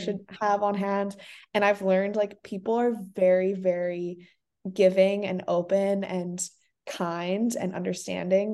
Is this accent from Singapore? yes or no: yes; Singapore; also born or lived in South Africa; now in Santa Barbara, United States; personally growing up in Singapore